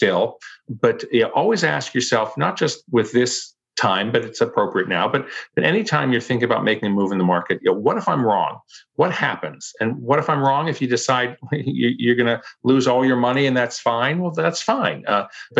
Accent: Pittsburgh, Pennsylvania, United States; I grew up in Pittsburgh, Pennsylvania

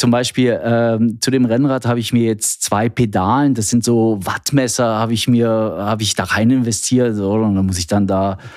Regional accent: East Germany, Germany; Ich bin ein Kind der DDR. Nein, meine Kollegen können es gar nicht mehr hören, aber ähm, ich bin tatsächlich in der DDR geboren, aufgewachsen

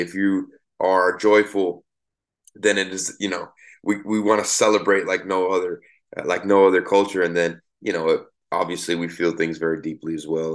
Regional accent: Miami, Florida, United States; I grew up in Miami, Florida

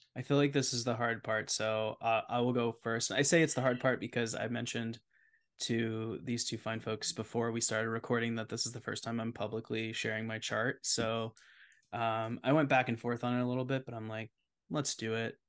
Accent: New York City, New York, United States; moved away; I'm born and raised in New York City, and I just moved back here

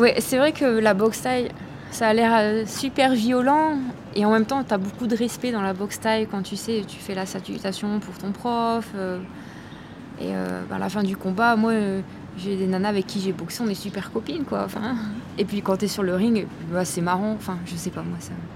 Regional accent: France; moved away as an adult; also born or lived in Lille, France; now in Chiang Mai, Thailand; je suis française, donc euh, j'habitais avant à Lille, dans le nord de la France.

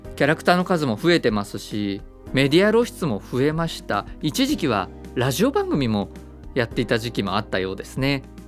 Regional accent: Miyazaki, Japan; moved away; 宮崎県私のふるさと

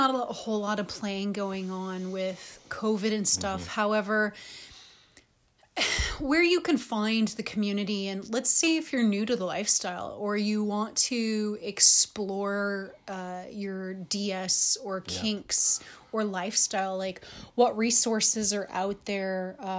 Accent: Chicago, Illinois, United States; I'm from Chicago, so there's a little inner thug in me.

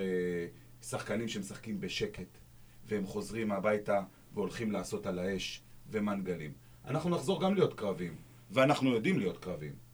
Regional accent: Dimona, Southern District, Israel; אני דימונאי הרי, אני לא באר שבעי כמוכם

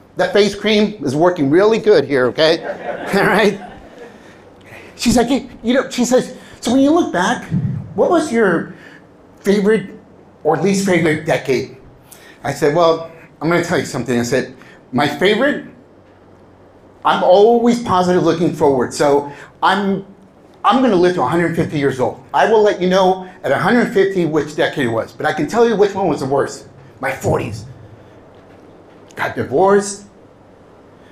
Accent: California, United States; English is a second language; also born or lived in Mexico; I was born in Southern California

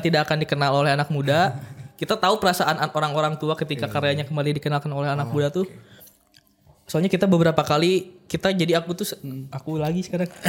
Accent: Bandung, West Java, Indonesia; kita malu sebagai orang Bandung dan orang Sunda

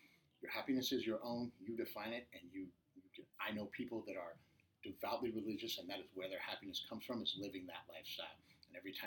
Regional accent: Midwest, United States; now in Orange County, United States; I'm originally from the Midwest

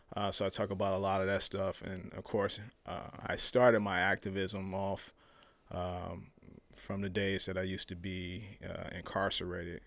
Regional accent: Chicago, Illinois, United States; moved away; I'm from Chicago originally.

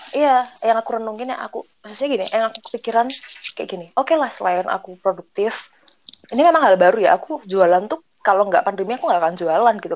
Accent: Yogyakarta, Special Region of Yogyakarta, Indonesia; Kami berempat, ini nih orang Jogja semua

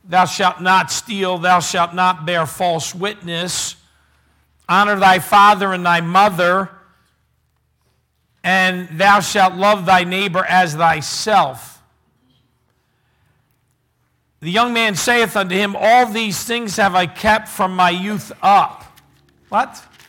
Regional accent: Philadelphia, Pennsylvania, United States; I was born and raised in Philly, in Bridesburg area

